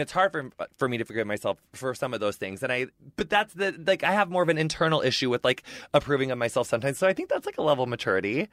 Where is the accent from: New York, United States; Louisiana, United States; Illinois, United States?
Illinois, United States; also born or lived in Minneapolis; Midwesterner, too. I'm from Illinois